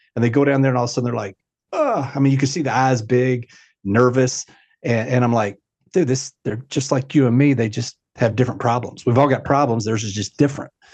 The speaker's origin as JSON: {"language": "English", "town": "Louisville", "region": "Kentucky", "country": "United States", "tie": "born or raised there", "said": "Yes, I grew up in Louisville my entire life, uh, actually the, the, what's called the West End of Louisville"}